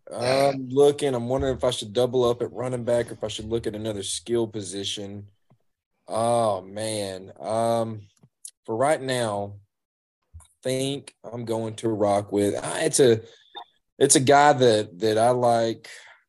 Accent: Georgia, United States; we grew up here in Georgia.

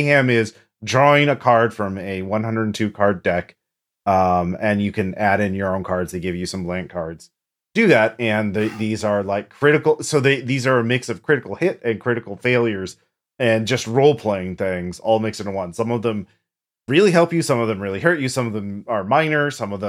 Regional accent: England, United Kingdom; I am an Englishman, in my defense.

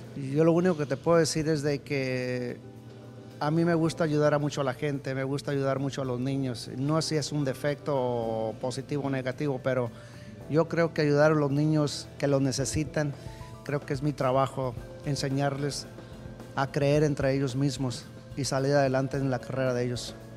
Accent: Mexicali, Baja California, Mexico; yo crecí en Mexicali

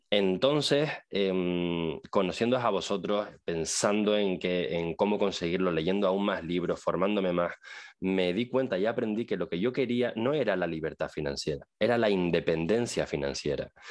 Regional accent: Tenerife, Canary Islands, Spain; Es mi tierra

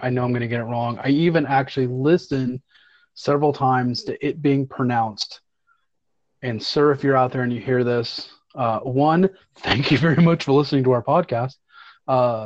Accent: the South, United States; growing up in America and in the South

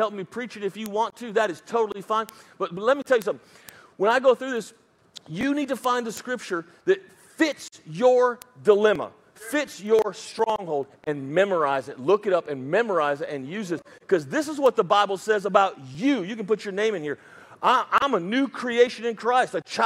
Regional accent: United States; accent: redneck; first language English; that's my mother tongue is redneckishness

